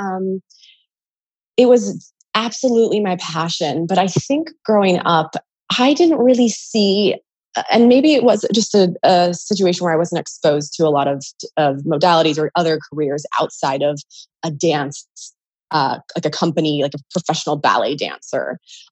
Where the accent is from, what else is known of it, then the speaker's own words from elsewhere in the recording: California, United States; moved away; I'm originally from California